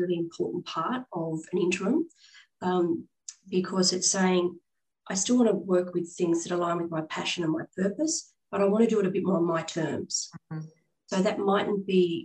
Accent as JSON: {"language": "English", "country": "Australia", "also_born_or_lived": "London / Hong Kong", "said": "coming back from overseas and having to reestablish myself in my home country"}